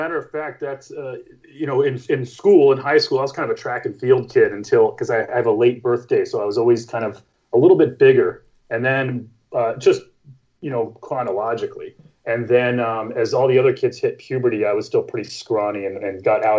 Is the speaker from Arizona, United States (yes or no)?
yes; Phoenix, Arizona, United States; being a young kid in Prescott, Arizona, which I grew up in Phoenix, but we had like a little, you know, winter cabin there.